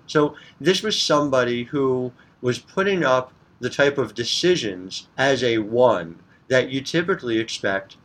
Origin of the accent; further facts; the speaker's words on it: New Jersey, United States; I'm coming to you from North Jersey